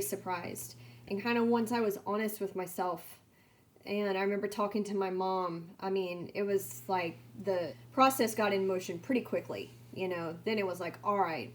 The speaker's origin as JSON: {"language": "English", "town": "San Angelo", "region": "Texas", "country": "United States", "tie": "born or raised there", "said": "I'm from San Angelo, Texas"}